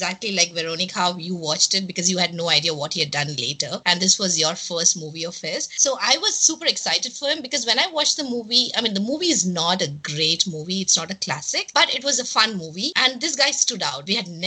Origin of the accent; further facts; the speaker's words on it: India; we grew up in India